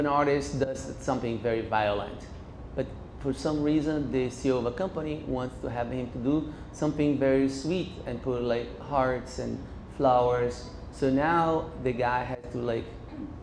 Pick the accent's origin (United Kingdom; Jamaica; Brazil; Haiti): Brazil; Recife, Pernambuco; now in United States; Growing up in Recife